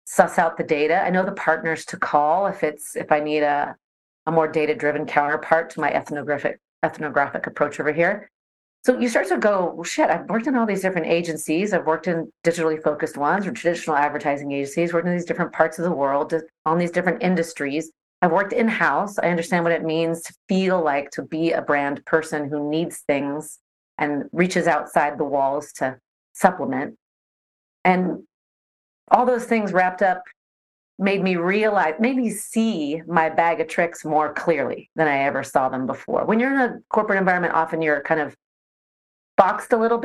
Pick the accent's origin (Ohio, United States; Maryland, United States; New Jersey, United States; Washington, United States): Washington, United States; Seattle; moved away as an adult; also born or lived in Netherlands / Sydney, Australia; I grew up in the Seattle area and went to the University